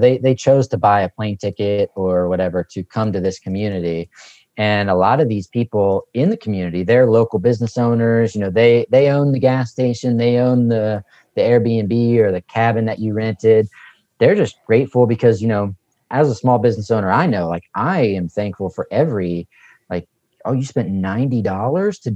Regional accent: West Virginia, United States; accent: Southern; moved away as an adult; now in Kentucky, United States; I grew up in West Virginia and most of my family's from West Virginia. I spent the last 20 years in Kentucky

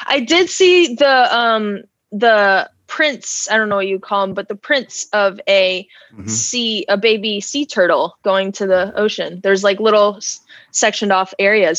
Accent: Wake Forest, North Carolina, United States; I grew up in Wake Forest.

